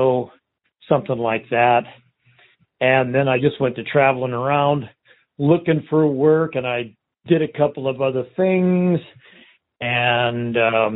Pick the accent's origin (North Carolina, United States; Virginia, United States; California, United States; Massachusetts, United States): California, United States; Southern; I was born and raised in Southern California for quite a few years